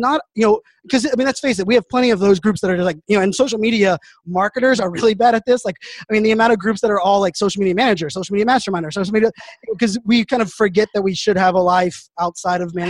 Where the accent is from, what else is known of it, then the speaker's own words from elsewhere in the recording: Pittsburgh, Pennsylvania, United States; I grew up in Pittsburgh, Pennsylvania